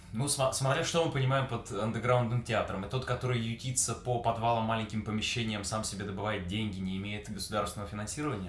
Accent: Omsk, Omsk Oblast, Russia; also born or lived in Saint Petersburg; now in Yekaterinburg, Russia; Родился я в Омске, и в паспорте записан именно этот э, русский город

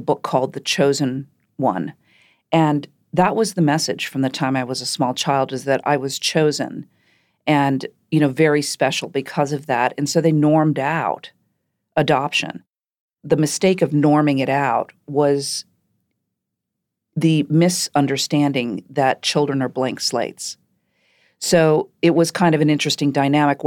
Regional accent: Shaker Heights, Ohio, United States; I grew up in Shaker Heights, Ohio.

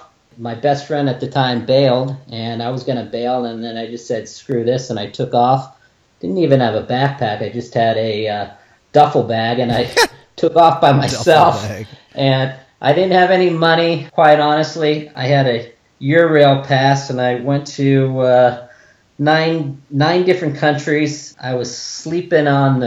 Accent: California, United States; also born or lived in New York / Kentucky; I was born in New York, actually. 47 years ago, believe it or not, and parents just lived out there for a year, took off to Kentucky, and for the most part been living in California since I was about 5 years old

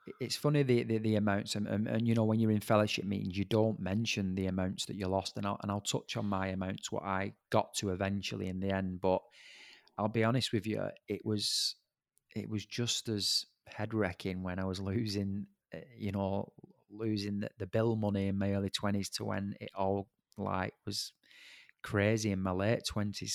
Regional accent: Bolton, North West England, United Kingdom; I'm from Bolton

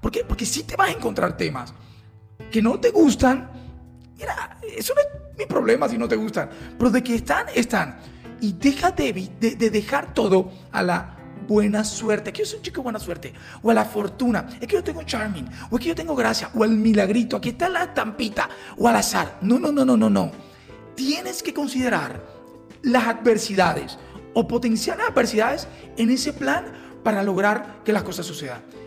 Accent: Colombia; como colombianos

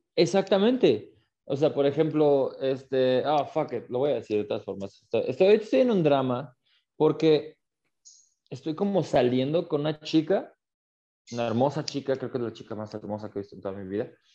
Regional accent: Aguascalientes, Mexico; yo soy de Aguascalientes, yo vivo en Aguascalientes

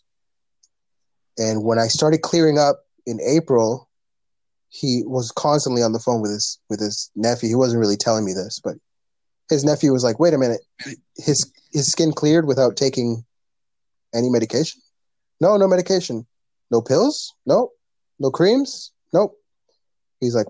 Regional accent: Canada; first language English; my first language is English. I was raised here in Canada.

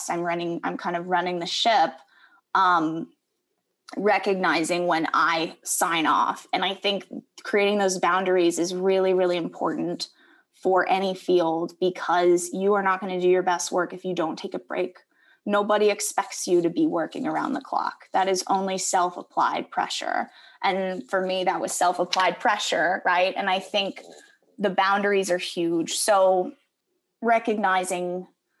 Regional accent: Connecticut, United States; moved away; also born or lived in Arkansas / Missouri / California / Spain; I grew up in Connecticut

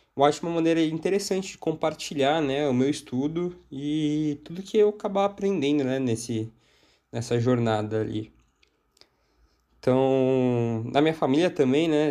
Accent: São Paulo, Brazil; eu sou aqui de São Paulo

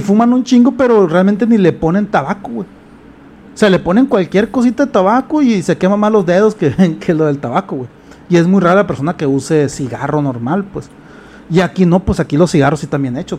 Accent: Culiacán, Sinaloa, Mexico; Culiacán tiene un problema, los culichis, güey. Tenemos un problema

